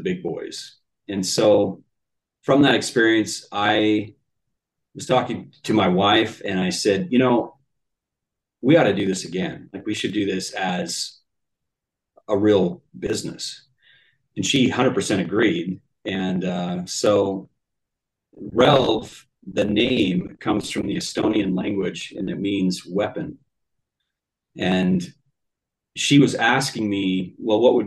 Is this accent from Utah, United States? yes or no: yes; Utah, United States; born and raised in the Mountain West. I'm a Utah boy